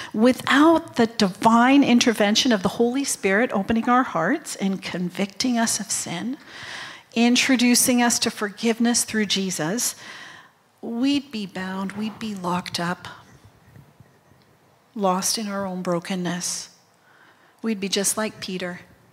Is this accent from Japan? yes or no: yes; Japan; born there; I'm a third generation missionary kid. I was born in Japan.